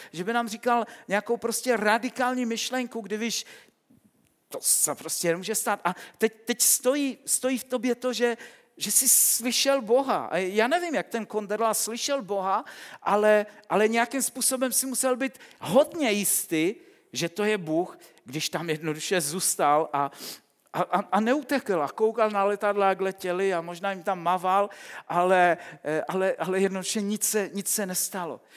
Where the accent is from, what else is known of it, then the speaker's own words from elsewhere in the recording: Silesia, Czechia; Vyrůstal jsem na Slesku